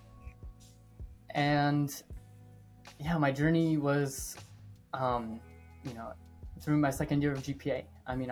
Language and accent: English; Cleveland, Ohio, United States; now in Columbus, United States; I'm from Ohio, born and raised in Cleveland. I'm living in Columbus now.